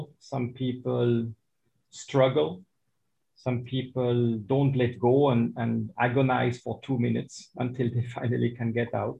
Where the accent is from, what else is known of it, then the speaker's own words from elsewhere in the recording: Switzerland; now in Dubai, United Arab Emirates; I was born in Switzerland